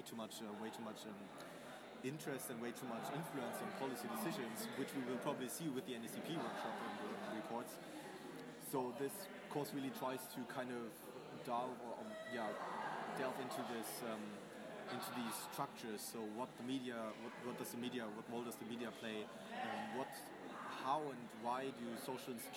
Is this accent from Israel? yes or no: no; Germany; moved away; I'm from Germany.